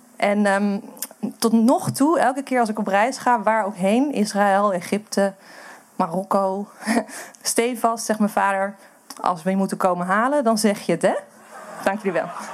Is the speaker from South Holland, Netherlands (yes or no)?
no; Amsterdam, North Holland, Netherlands; moved away; ik kom uit Amsterdam